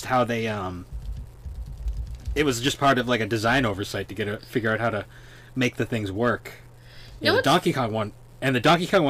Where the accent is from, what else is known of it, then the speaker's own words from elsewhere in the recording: Massachusetts, United States; we're from Massachusetts